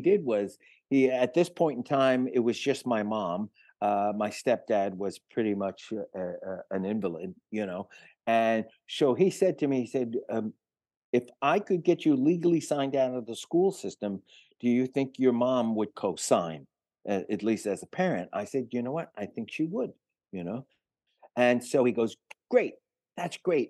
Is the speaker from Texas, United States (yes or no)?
no; New York City, New York, United States; also born or lived in Manhattan / Greenwich Village; I was born in Manhattan and grew up on one hundred sixth and Broadway till I was four years old, and then Mom remarried and shuttled me off to the Bronx